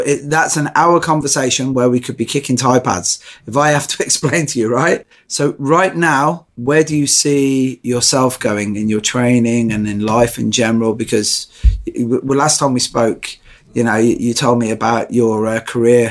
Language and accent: English; Ireland; now in United Kingdom; I'm Irish and Catholic